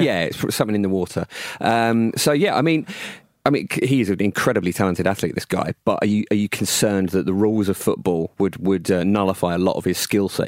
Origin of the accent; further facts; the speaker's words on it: Rainham, United Kingdom; also born or lived in Essex; he's from Raynham, 'cause that's my hometown